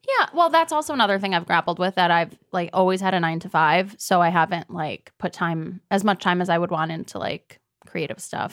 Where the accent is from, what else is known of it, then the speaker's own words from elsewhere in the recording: Deerfield, Illinois, United States; I grew up outside of Chicago in a little place called Deerfield